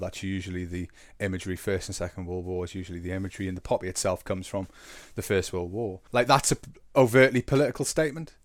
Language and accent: English; England, United Kingdom; we are English. Different types of English, but English for sure